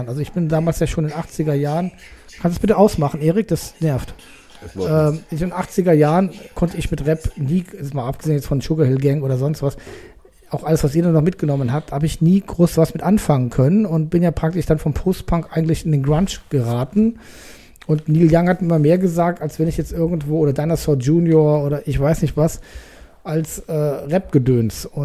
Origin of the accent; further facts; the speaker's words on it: West Germany, Germany; Das interessiert mich als Wessi sehr, äh, um euer Leben besser verstehen zu können.